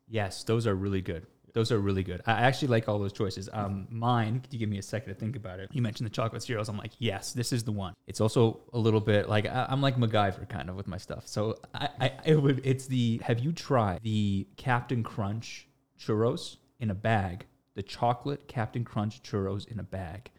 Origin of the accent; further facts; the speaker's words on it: Toronto, Ontario, Canada; born and raised in Toronto, Canada